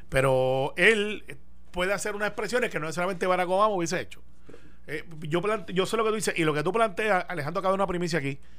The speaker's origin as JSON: {"language": "Spanish", "country": "Puerto Rico", "said": "Y por los puertorriqueños, somos parte de esa, raza, somos latinos."}